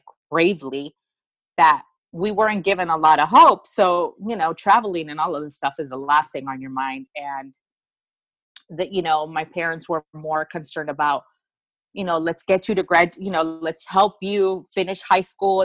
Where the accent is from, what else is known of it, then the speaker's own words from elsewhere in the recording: United States; even though I was born here in the United States